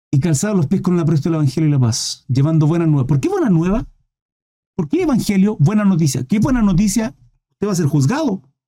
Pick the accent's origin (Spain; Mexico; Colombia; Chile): Chile